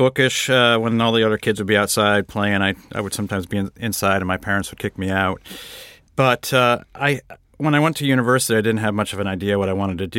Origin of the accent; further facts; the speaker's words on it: Windsor, Connecticut, United States; I grew up in outside of Hartford, Connecticut, a town called Windsor, Connecticut, which is one of these classic New England towns.